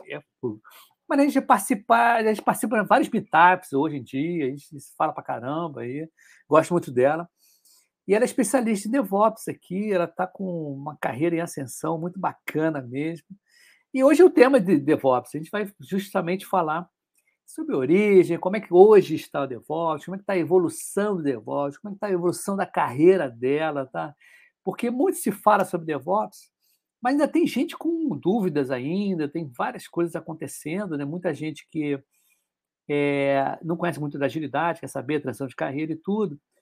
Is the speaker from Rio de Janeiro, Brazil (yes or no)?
yes; Rio de Janeiro, Brazil